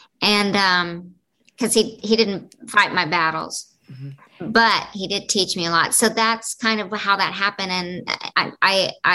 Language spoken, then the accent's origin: English; the Bible Belt, United States; I grew up in the Bible Belt.